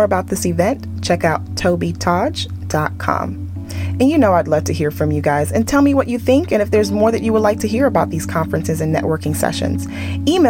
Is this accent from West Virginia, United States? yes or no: no; Texas, United States; I'm from Texas